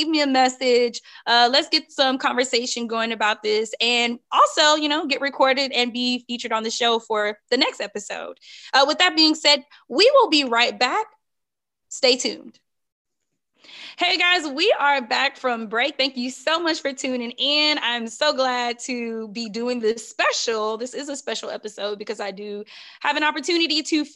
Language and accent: English; Beaumont, Texas, United States; I'm from Beaumont, Texas